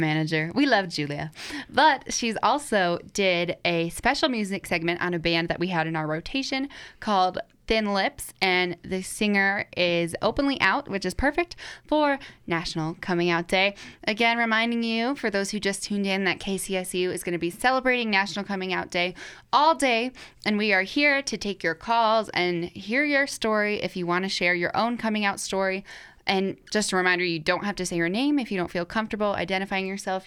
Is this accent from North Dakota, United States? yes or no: yes; North Dakota, United States; now in Colorado, United States; I'm from North Dakota